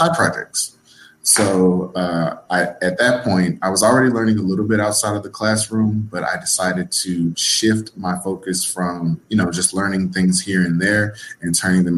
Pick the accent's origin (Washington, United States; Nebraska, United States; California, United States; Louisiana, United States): Louisiana, United States; moved away as an adult; also born or lived in Texas; I'm originally from Louisiana. I moved to Texas